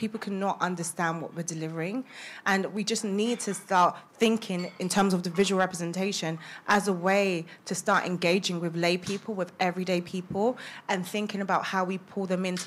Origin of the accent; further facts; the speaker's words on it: London, United Kingdom; also born or lived in Sheffield; I grew up in Haggerston, Haggerston Estate, before it was trendy